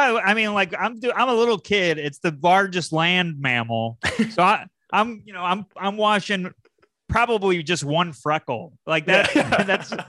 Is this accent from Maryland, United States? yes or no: no; Syracuse, New York, United States; I'm from Syracuse, New York.